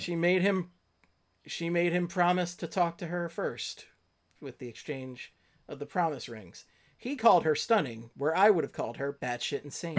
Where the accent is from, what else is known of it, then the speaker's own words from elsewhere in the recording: Philadelphia, Pennsylvania, United States; I'm from Philadelphia